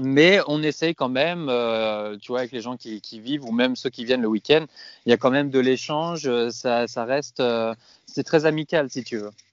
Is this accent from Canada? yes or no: no; Rueil-Malmaison, Île-de-France, France; moved away as an adult; also born or lived in Madrid, Spain / Asturias, Spain; now in Spain; je viens à la base de région parisienne, Roy-Malmaison